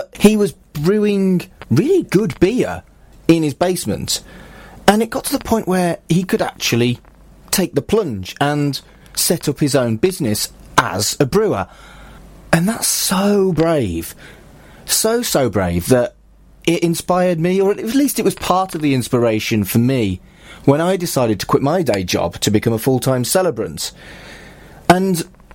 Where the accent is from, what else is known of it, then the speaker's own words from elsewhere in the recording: Wolverhampton, West Midlands, United Kingdom; moved away as an adult; also born or lived in Salford; we grew up in Wolverhampton